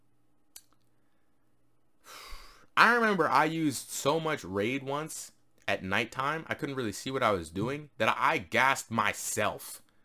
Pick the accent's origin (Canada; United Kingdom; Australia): Canada; I'm from Canada